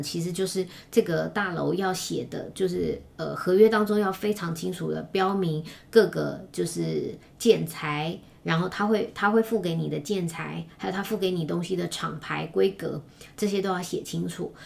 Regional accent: Taiwan; 我们一个台湾人

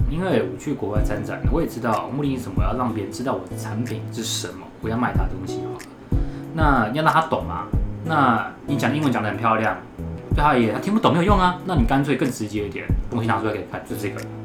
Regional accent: Taiwan; accent: Taiwanese; 我们讲中文好了，我们有中文，我们有台湾腔

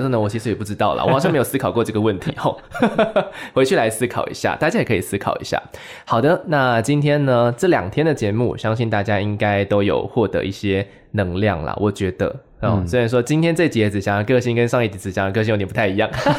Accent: Taichung, Taiwan; 台中，那我就是我也是台中人啊，对不对？

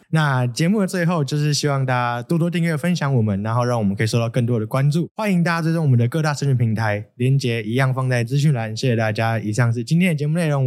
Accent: Taiwan; 我们台湾这边

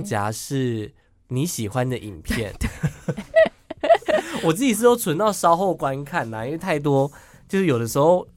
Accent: Miaodong, Taichung, Taiwan; My hometown，我的家乡

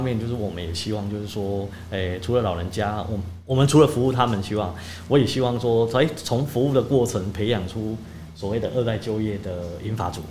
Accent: Jiadong, Pingtung County, Taiwan; 我虽然是家中在地人，但是其实我长期在屏东

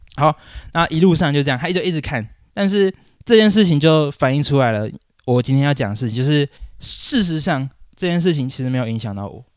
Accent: Taichung, Taiwan; moved away as an adult; also born or lived in Wanhua, Taipei; now in Taipei, Taiwan; 因为我老家在台中

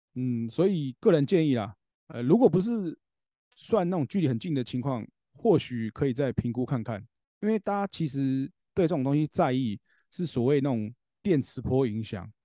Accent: Taoyuan, Taiwan; 像我们桃园这边也是一样

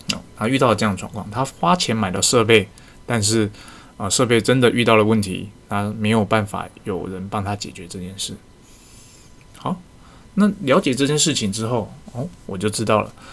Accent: Taiwan; 我们台湾人

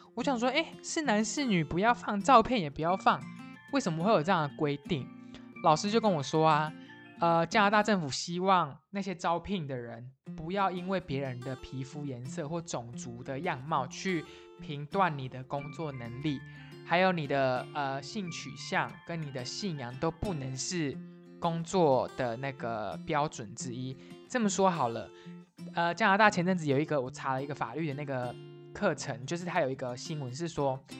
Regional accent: Taiwan; moved away; 以我身为台湾人来讲

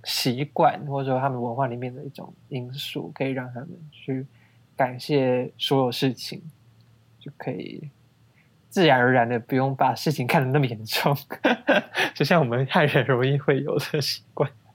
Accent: Taipei, Taiwan; 我们可能一般汉人小时候也没有那种全台语的讲话环境，因为是台，在台北

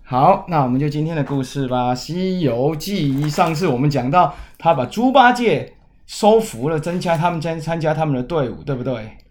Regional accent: Kaohsiung, Taiwan; 万寿山不就是在我们老家后面吗？高雄有一个万寿山呢

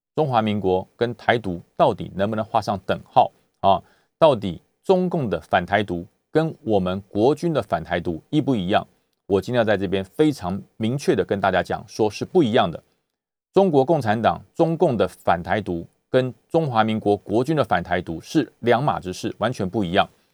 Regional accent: Taiwan; 我们是生长在台湾的中国人

